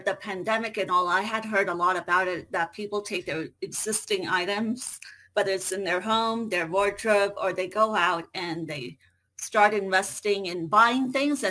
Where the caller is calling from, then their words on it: United States; I hail from the United States.